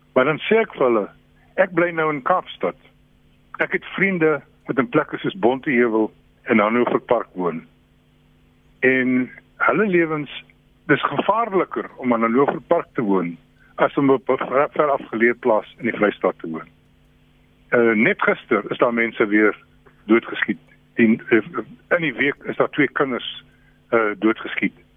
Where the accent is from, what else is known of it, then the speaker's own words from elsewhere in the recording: South Africa; ons as Suid-Afrikaners